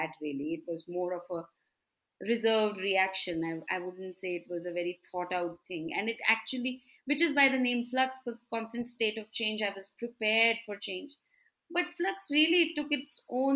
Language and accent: English; Delhi, India; moved away as an adult; now in Bangalore, India; I have been living in Bangalore for the last 14 years, but I'm originally from Delhi